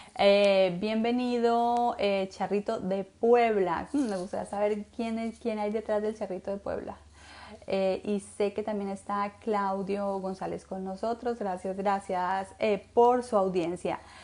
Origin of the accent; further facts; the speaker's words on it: Colombia; now in United States; Yo soy colombiana